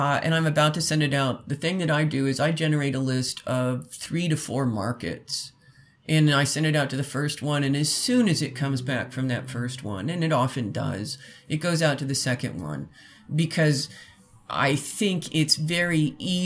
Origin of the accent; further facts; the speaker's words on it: Indiana, United States; I'm, you know, from Indiana